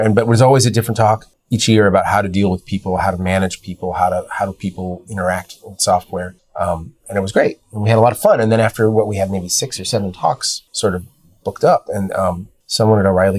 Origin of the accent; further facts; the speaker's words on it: Chicago, Illinois, United States; I'm a Chicago native. I grew up in the suburbs and went to school in Chicago. I still live there.